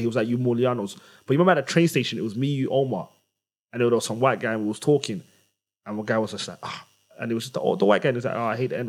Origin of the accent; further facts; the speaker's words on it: London, United Kingdom; It's because I'm from Tottenham, man.